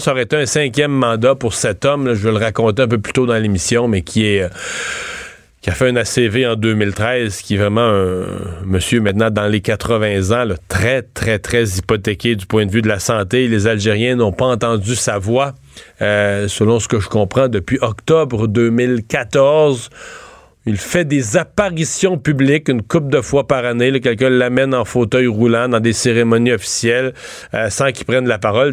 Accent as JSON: {"language": "French", "region": "Quebec", "country": "Canada", "said": "chez nous au PEPS de l'Université Laval au Québec"}